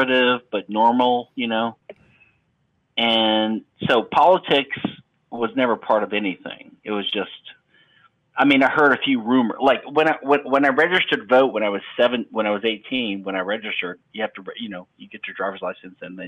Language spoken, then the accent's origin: English; Louisiana, United States; moved away; also born or lived in Texas / London / Pennsylvania; I'm from Louisiana. I was born there, but I've lived in Texas and London and Pennsylvania